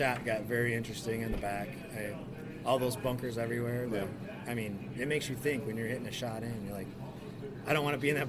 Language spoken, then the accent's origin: English; Detroit, Michigan, United States; And I'm from the Detroit area